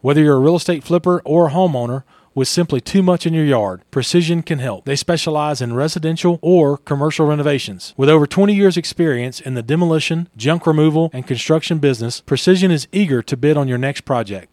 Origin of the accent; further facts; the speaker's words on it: Louisiana, United States; moved away; I grew up in Louisiana.